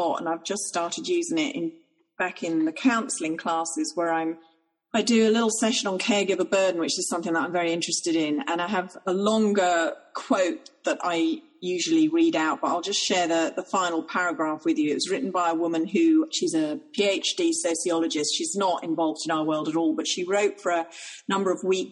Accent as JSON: {"language": "English", "country": "Ireland", "said": "I'm Irish."}